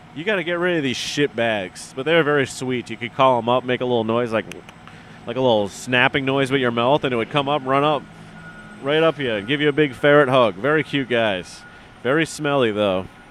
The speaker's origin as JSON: {"language": "English", "region": "Massachusetts", "country": "United States", "tie": "born or raised there", "said": "I grew up in Massachusetts"}